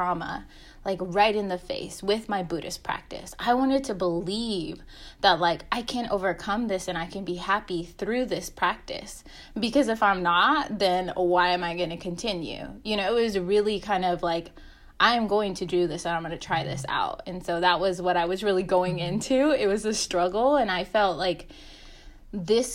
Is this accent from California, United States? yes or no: yes; Fresno, California, United States; now in Oakland, United States; I am originally from Fresno, but I'm calling in from Oakland in my basement